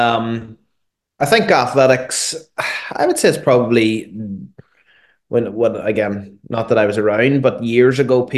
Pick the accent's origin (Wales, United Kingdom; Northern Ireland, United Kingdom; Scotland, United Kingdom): Northern Ireland, United Kingdom; Derry; I grew up in Derry